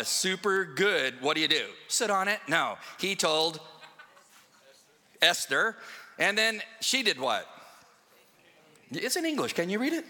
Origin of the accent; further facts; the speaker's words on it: West Coast, United States; moved away; I'm from the West Coast. And I was raised around a lot of cowboys and stuff like